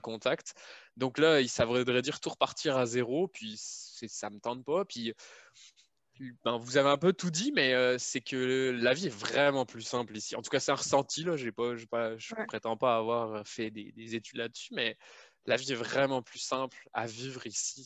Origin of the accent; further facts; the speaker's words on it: France; moved away as an adult; now in Canada; je suis pas en France